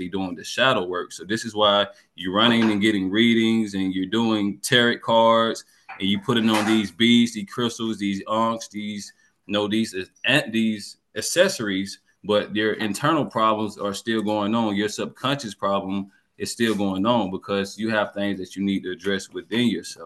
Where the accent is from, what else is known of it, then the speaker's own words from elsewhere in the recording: Georgia, United States; I'm from Georgia.